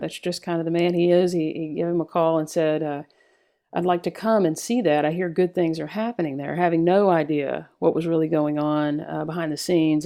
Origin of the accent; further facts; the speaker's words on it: Texas, United States; growing up in Texas